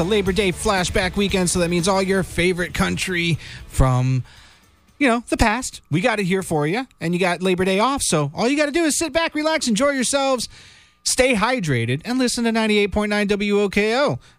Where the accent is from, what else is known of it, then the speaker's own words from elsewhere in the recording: Florida, United States; I'm from Florida. I was raised around the water.